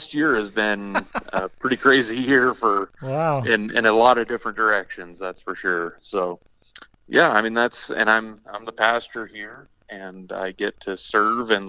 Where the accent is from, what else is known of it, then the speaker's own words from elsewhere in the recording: northwest corner around Yellowstone, Wyoming, United States; now in Scottsbluff, United States; Did most of my growing up in Wyoming, northwest corner around Yellowstone